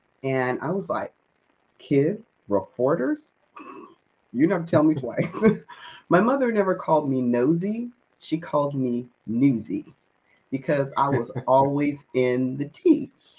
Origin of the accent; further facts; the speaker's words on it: Daly City, California, United States; also born or lived in San Francisco / San Mateo; I was born in San Francisco. Lived in Daly City for the first maybe 14 years of my life, and then moved to San Mateo